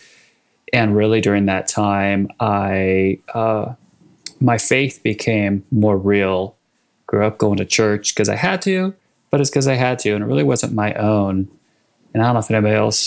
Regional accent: Sacramento, California, United States; moved away as an adult; also born or lived in Washington, D.C.; now in Bentonville, United States; I grew up in Northern California in Sacramento

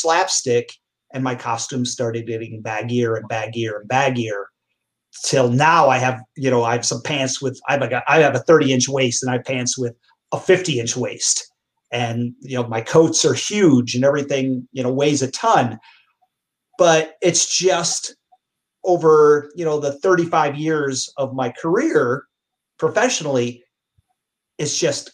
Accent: Naugatuck, Connecticut, United States; my hometown, Naugatuck, Connecticut

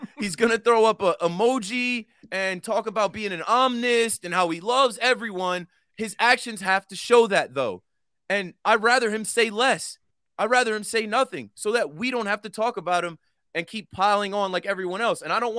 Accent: New Jersey, United States; He's from Jersey. I'm from New Jersey.

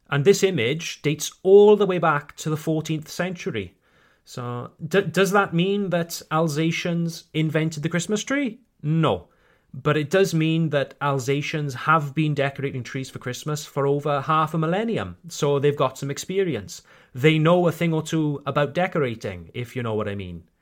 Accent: Wales, United Kingdom; accent: Welsh; I tone down my Welsh accent

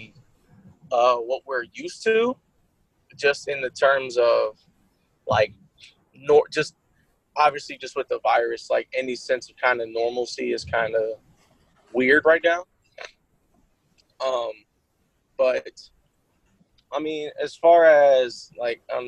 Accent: Columbus, Ohio, United States; I'm from Columbus

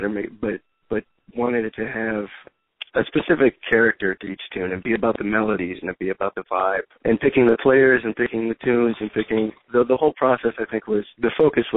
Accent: Chicago, Illinois, United States; also born or lived in Berkeley, California / Boston; now in New York, United States; I was raised in Chicago. I was actually born in California in Berkeley. Yeah, I grew up in Chicago

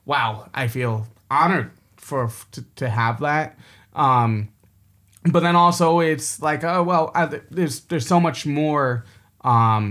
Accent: New York City, New York, United States; now in Beijing, China; I'm from New York, like I spent so much of my life in New York City

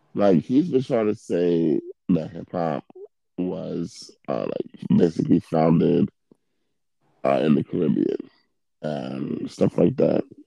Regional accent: New York, United States; we we from New York.

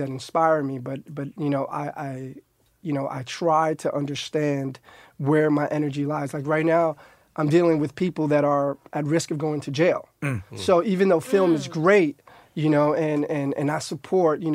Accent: New York City, New York, United States; I grew up in Harlem, which is like 5 blocks from the Heights.

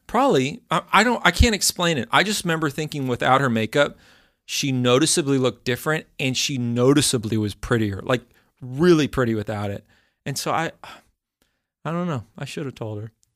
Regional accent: Texas, United States; moved away; also born or lived in the South (US); I grew up in Texas

